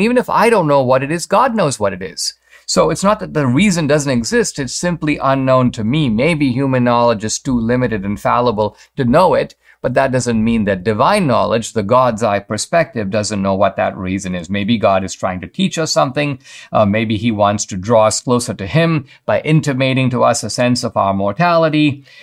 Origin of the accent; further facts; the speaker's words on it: Mumbai, Maharashtra, India; moved away; I grew up in Bombay, uh, now called Mumbai